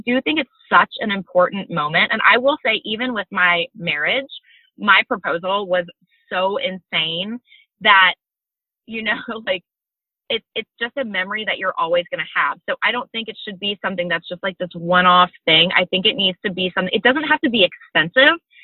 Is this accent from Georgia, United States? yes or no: yes; Georgia, United States; I'm from Georgia.